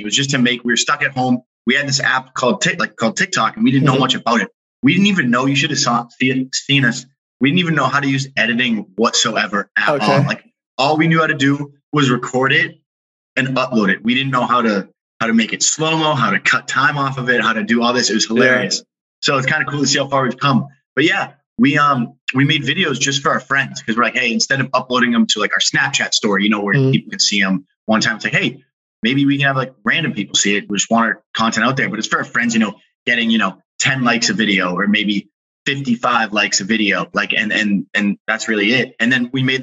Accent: Massachusetts, United States; also born or lived in Brussels, Belgium; then we came back and grew up East Coast, Massachusetts

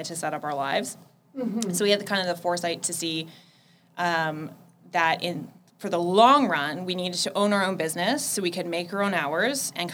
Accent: Petrolia, Ontario, Canada; I was born in a little town called Petrolia, which is 20 minutes outside of Sarnia

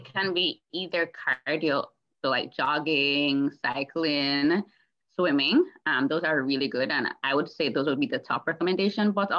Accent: Jamaica; moved away as an adult; now in Toronto, Canada; I am a Jamaican born and grown

